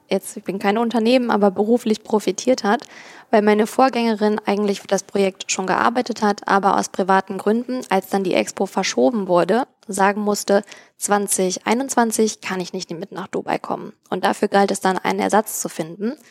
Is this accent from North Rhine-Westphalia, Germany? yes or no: yes; Cologne, North Rhine-Westphalia, Germany; now in Berlin, Germany; wollte dann zu der Zeit gleichzeitig auch wieder näher in die Heimat. Ich komme ursprünglich nicht aus Berlin, das war mir zu weit weg und habe in Köln und Umgebung nach Jobs gesucht.